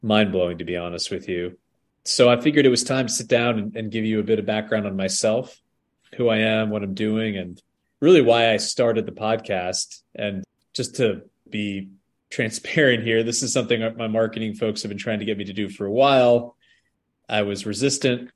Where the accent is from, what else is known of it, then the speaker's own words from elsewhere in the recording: northeast of Albany, on the Vermont border, New York, United States; northeast of Albany, New York, right on the Vermont border. And so it was very, very small place and very rural